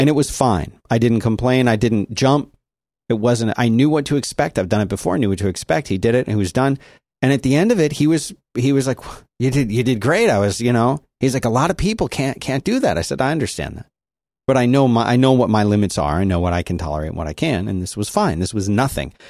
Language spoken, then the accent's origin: English; Philadelphia, Pennsylvania, United States; my hometown, Philadelphia